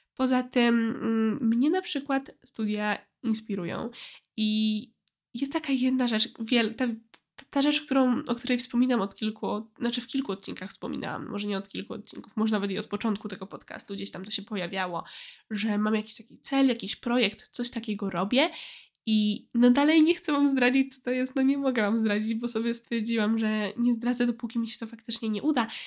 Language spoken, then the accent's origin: Polish; a village near Poznań, Greater Poland, Poland; moved away as an adult; na mojej wsi pod Poznaniem